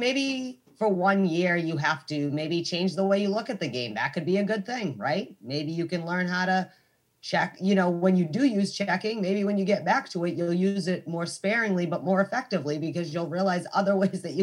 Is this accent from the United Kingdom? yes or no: no; United States; I'm American